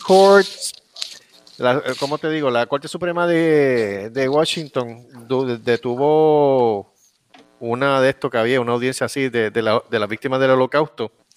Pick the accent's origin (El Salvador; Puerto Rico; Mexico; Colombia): Puerto Rico; mi pueblo